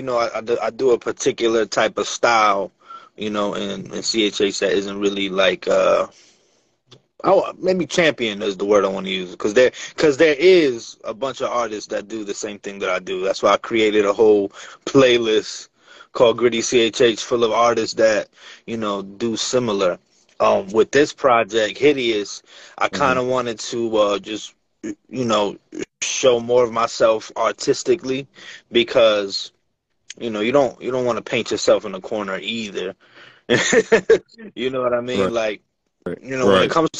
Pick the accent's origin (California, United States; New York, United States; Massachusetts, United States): New York, United States; Bronx; also born or lived in New Jersey / Brooklyn; now in Connecticut, United States; I was born in New York, you know what I mean? And I just kind of moved all over, bro. I'm from the Bronx, I'm from Jersey, I'm back in New York, Brooklyn, I'm in Connecticut right now, I've been upstate.